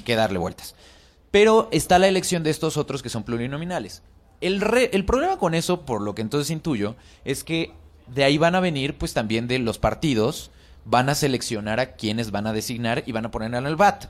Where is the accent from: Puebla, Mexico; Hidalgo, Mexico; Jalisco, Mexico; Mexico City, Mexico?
Mexico City, Mexico